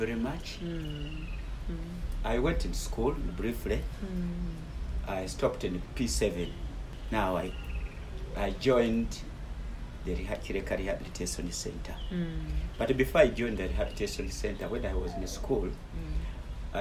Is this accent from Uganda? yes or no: yes; Luwero district, Central Region, Uganda; I was born 1952 in the Luwero district